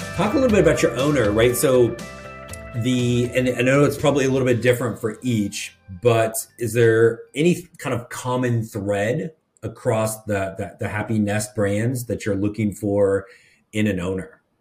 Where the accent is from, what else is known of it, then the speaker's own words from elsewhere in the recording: Midwest, United States; now in the South, United States; I grew up in the Midwest